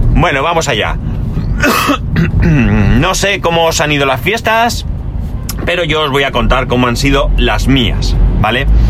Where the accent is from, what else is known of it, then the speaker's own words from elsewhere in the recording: Spain; also born or lived in near El Campello, Alicante; aquí somos de tradición de Reyes Magos